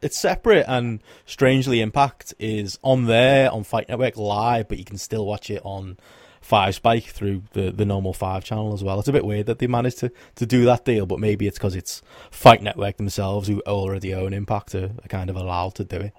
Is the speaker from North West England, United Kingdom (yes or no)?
yes; Liverpool, North West England, United Kingdom; I'm a Scouser as well.